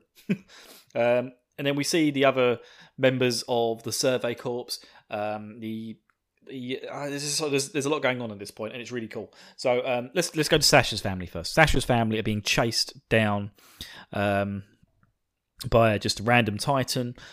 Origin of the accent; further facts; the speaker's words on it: Essex, East of England, United Kingdom; you may recognize my slight twang to my voice because I am from, uh, the wonderful county of Essex